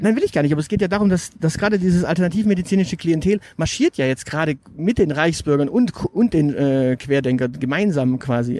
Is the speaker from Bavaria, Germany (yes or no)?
no; Münster, North Rhine-Westphalia, Germany; ich bin in Münster aufgewachsen, also ein paar Meter weiter da hinten